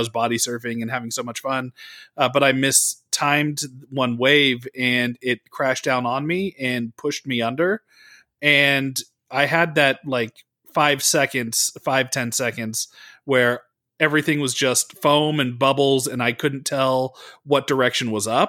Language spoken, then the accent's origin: English; California, United States; because I grew up in the Bay Area, which is great. We had the beach, but it was also always, you know, freezing cold.